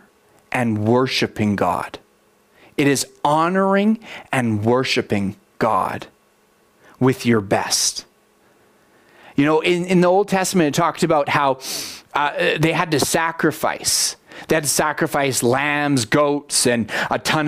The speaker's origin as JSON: {"language": "English", "country": "Canada", "said": "I love being a Canadian. Like, there's so many things I'm proud of about being a Canadian"}